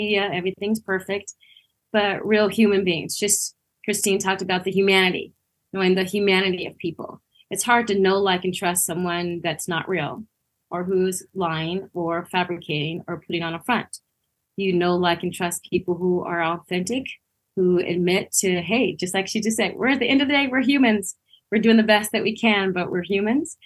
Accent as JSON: {"language": "English", "town": "Los Angeles", "region": "California", "country": "United States", "tie": "born or raised there", "lives_now": "Santa Clarita, United States", "said": "I born and raised in Los Angeles"}